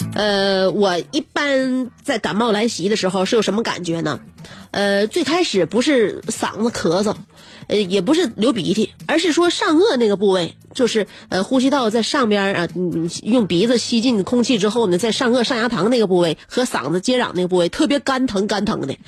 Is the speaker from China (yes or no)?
yes; China; 我们中国人